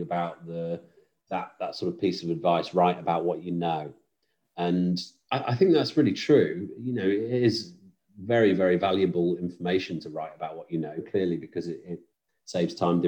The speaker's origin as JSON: {"language": "English", "town": "Stoke-on-Trent", "region": "West Midlands", "country": "United Kingdom", "also_born_or_lived": "Manchester", "moved": "yes", "lives_now": "Wilmslow, United Kingdom", "said": "I am originally from Stoke-on-Trent, Stafford Way, but moved up to Manchester"}